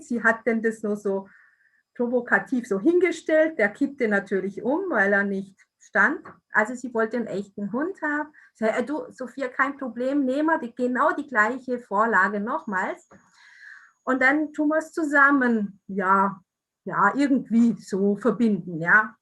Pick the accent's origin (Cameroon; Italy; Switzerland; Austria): Italy; moved away; stamme aus Italien